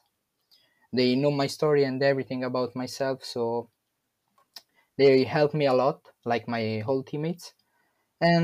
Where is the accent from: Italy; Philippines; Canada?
Italy; I'm from Italy